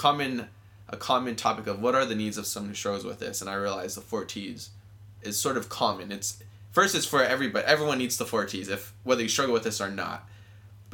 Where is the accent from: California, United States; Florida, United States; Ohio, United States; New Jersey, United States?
California, United States; Southern; I grew up here in Southern California